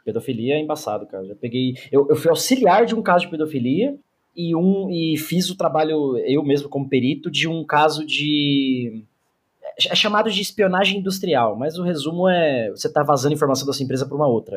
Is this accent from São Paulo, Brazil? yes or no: yes; Mauá, São Paulo, Brazil; also born or lived in Santo André; eu não nasci em Mauá, mas me cresci, me cresci não, né? Cresci lá. Então eu conheço a quebrada ali